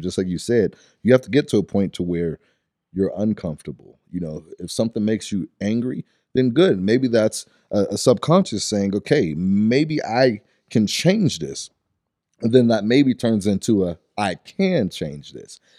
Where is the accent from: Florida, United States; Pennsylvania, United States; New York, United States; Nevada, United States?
Pennsylvania, United States; Pittsburgh; originally I'm from Stanton Heights area, so right in the Pittsburgh area